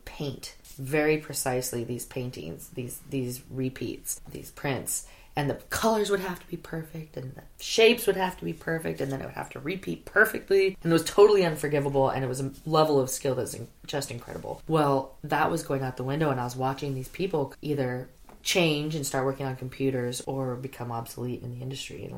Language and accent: English; Mendocino, California, United States; also born or lived in Santa Cruz / Los Angeles / Petaluma; I'm from Mendocino. I don't know. You know, like, the closest mall was 2 hours away